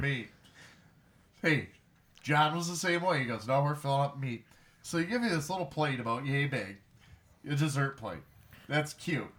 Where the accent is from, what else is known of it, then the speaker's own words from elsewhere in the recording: Detroit, Michigan, United States; growing up in the Motor City